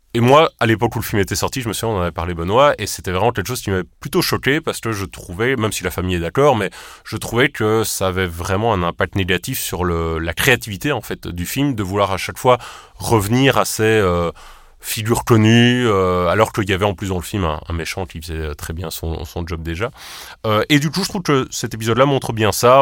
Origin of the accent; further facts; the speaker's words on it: Charleroi, Wallonia, Belgium; on vient de Charleroi